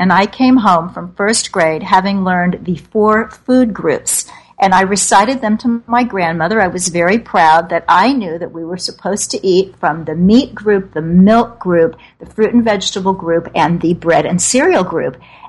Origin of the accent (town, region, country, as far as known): Kansas City, Missouri, United States; born or raised there; now in New York City, United States